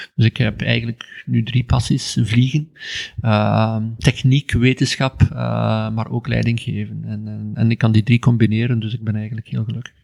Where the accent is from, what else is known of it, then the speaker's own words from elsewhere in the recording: Ghent, Flanders, Belgium; ik ben opgegroeid in Gent, eh, in Ledenberg, een kleine deelgemeente van Gent